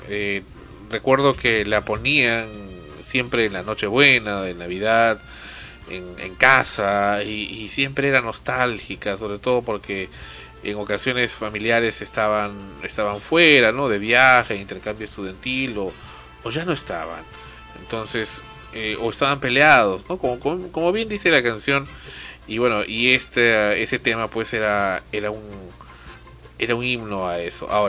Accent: Cuba; moved away; Eh, cuando salí de Cuba también, otra canción eh, muy conocida

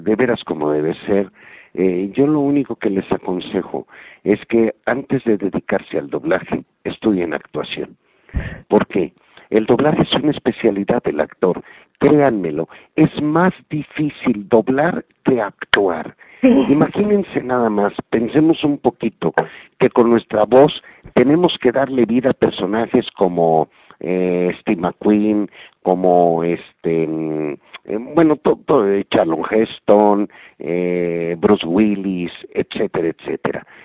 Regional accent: Mexico; En México, en mi país

